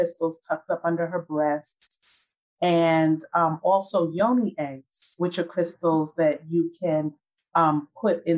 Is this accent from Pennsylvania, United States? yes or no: no; New York City, New York, United States; moved away as an adult; now in Atlanta, United States; 1992, I relocated from Brooklyn, New York, where I was born and raised, to Atlanta, Georgia